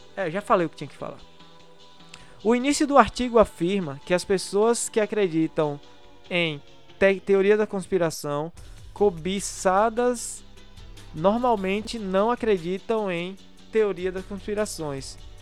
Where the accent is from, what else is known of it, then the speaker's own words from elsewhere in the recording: Brazil; sou brasileiro